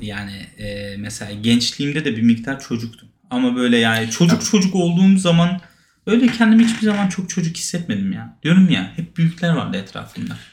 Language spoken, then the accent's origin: Turkish; Hendek, Sakarya, Turkey; Ben Hendek'te doğdum. Hendek Sakarya.